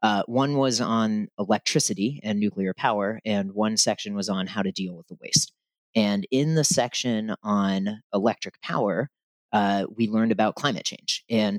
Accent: Berkeley, California, United States; when I grew up in Berkeley

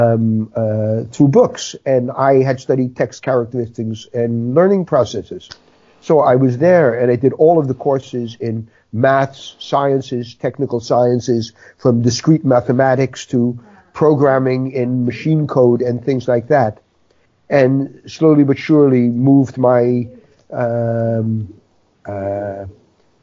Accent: New York City, New York, United States; moved away as an adult; now in Netherlands; 68 years ago, I was born in the Bronx

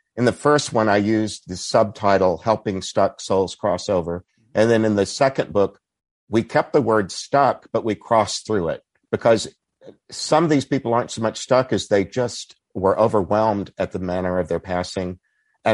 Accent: Texas, United States; I grew up in Texas where there were a lot of Baptists who wouldn't have thought of purgatory.

